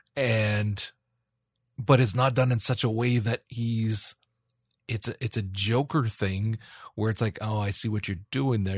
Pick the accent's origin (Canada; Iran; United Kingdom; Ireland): Canada; I'm Canadian